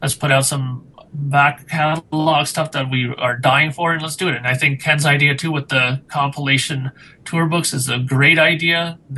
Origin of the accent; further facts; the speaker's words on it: Canada; as a Canadian